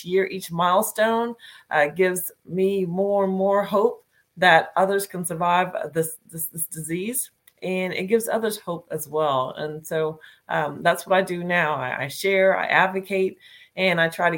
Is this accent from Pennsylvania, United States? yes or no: no; Northern Virginia, United States; I am from Northern Virginia, is where I'm broadcasting from today